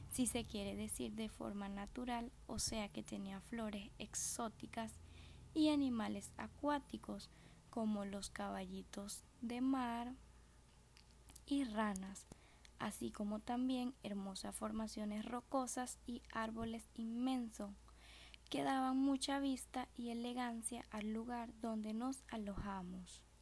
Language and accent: Spanish; Venezuela; rodeado de tanta hermosura como lo es mi tierra Venezuel